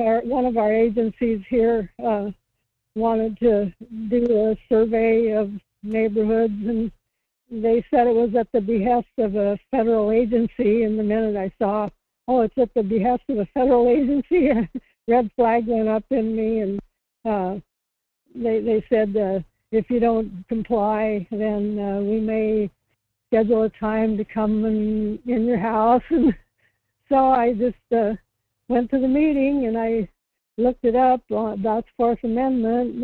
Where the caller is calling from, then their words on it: Kodiak, Alaska, United States; calling from Kodiak.